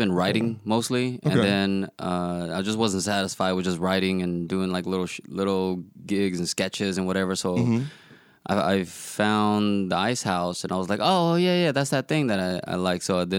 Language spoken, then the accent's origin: English; United States; accent: southern; I was born over here.